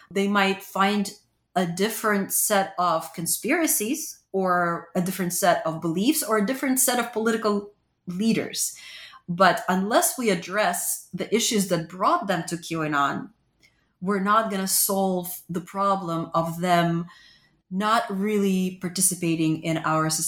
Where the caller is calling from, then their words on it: Pennsylvania, United States; Pennsylvania, a battleground state.